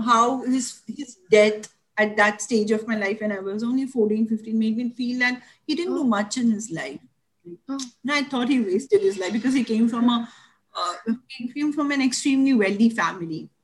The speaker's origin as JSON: {"language": "English", "town": "Mumbai", "region": "Maharashtra", "country": "India", "tie": "born or raised there", "said": "I grew up in Dadar."}